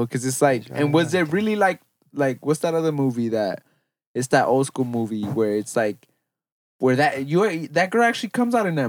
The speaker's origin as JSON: {"language": "English", "region": "California", "country": "United States", "tie": "born or raised there", "said": "I'm born and raised in Cali. I've never even gone to New York."}